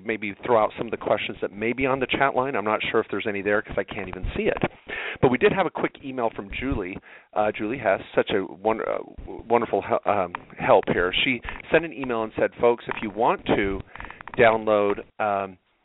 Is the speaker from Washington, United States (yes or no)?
yes; Washington, United States; moved away as an adult; I grew up in Washington State. And all my formative years from, age 4 to age 20, that's where I was